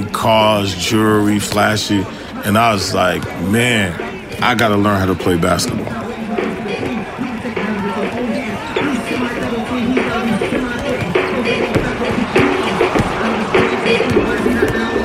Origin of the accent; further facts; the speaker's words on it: New York City, New York, United States; also born or lived in Harlem, New York; I lived in Brooklyn until I was 8 years old in Crown Heights and in Bed-Stuy